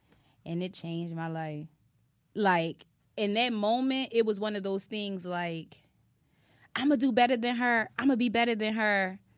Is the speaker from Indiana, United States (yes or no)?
no; Atlantic City, New Jersey, United States; also born or lived in Pennsylvania; I'm from Atlantic City, New Jersey. I grew up back Maryland. That is the hood. And I rep my hood.